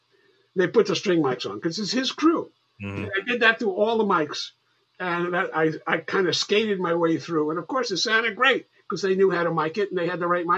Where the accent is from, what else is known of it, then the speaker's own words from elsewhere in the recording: White Plains, New York, United States; also born or lived in Bronx, New York; I'm from New York. I was born in the Bronx, and I was raised in White Plains.